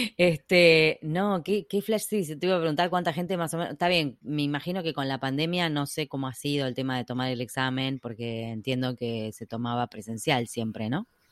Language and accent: Spanish; Argentina; siendo argentina